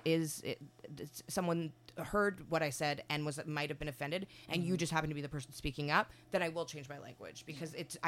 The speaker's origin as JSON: {"language": "English", "town": "Winnipeg", "region": "Manitoba", "country": "Canada", "moved": "as an adult", "lives_now": "Toronto, Canada", "said": "I'm from Winnipeg originally"}